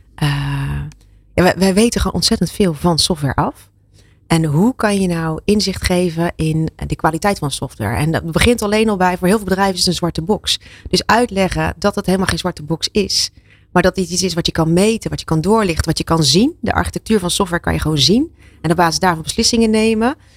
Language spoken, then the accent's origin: Dutch; Zeeland, Netherlands; ik kom uit Zeeland. Daar is water, hè, duidelijk. Daar hebben we genoeg eh, tegen gevochten